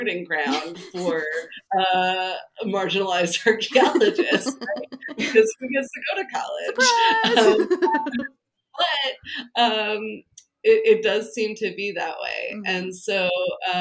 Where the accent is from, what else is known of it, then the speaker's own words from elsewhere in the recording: New Jersey, United States; I grew up in New Jersey